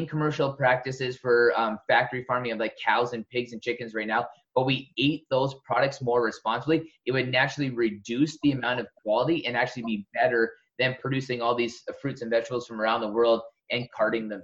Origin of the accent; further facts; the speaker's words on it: Southern Alberta, Canada; moved away; also born or lived in West Coast, Canada; I was born in Southern Alberta, where it's like a true desert